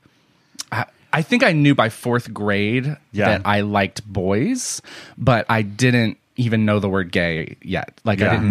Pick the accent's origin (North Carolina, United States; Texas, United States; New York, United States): North Carolina, United States; also born or lived in St. Louis; now in San Diego, United States; I'm from North